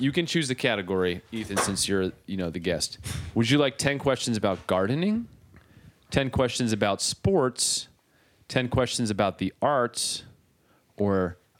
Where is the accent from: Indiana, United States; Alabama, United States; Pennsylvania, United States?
Pennsylvania, United States; Philadelphia; By the way, we're from Philadelphia.